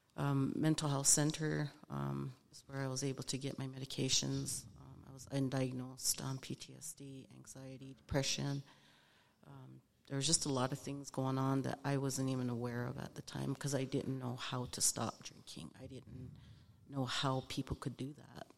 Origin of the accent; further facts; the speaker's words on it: Lame Deer, Montana, United States; moved away as an adult; originally, I'm from Lame Deer, Montana, eastern Montana, from the Northern Cheyenne tribe. So I grew up on a res, res kid